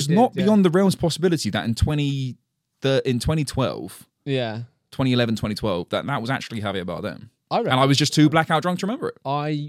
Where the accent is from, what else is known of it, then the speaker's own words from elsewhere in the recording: London, United Kingdom; born there; Because although I was born in London, right? This is all I've ever known and lived in.